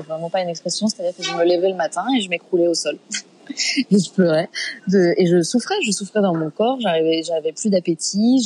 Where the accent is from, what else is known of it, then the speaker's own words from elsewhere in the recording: Fontenay-aux-Roses, Île-de-France, France; also born or lived in Paris 14th arrondissement; Je suis née dans le 14e et j'ai grandi en, à Fontenay-aux-Roses, dans 92